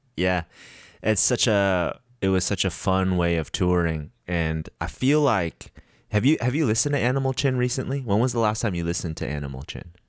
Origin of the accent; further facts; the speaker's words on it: United States; being Korean American